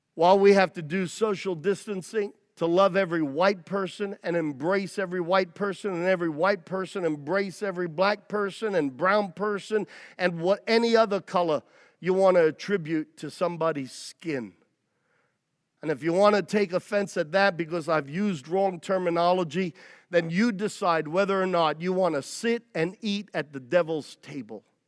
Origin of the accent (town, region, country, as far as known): United States